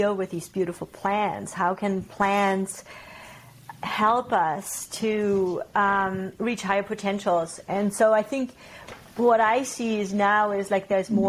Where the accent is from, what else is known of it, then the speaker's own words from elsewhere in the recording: Bavarian Alps, Germany; moved away as an adult; also born or lived in Kootenays, British Columbia, Canada; now in Kaslo, Canada; I grew up in the Bavarian Alps in Germany, and in my early 20s, I traveled to Canada and I stayed in Canada.